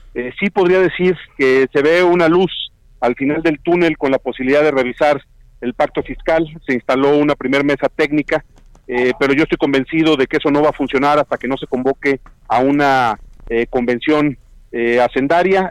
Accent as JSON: {"language": "Spanish", "country": "Mexico", "said": "Yo como mexicano"}